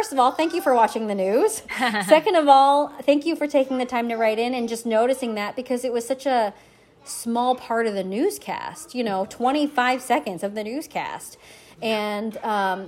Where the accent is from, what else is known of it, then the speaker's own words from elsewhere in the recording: Missouri, United States; also born or lived in Korea; now in St. Louis, United States; I grew up in Missouri. I came here from Korea when I was 6 months old. And so I grew up on the other side of the state. I grew up near Kansas City